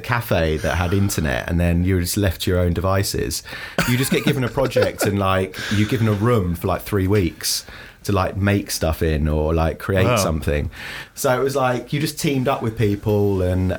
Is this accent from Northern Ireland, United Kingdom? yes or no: no; London, United Kingdom; from London, from Northwest London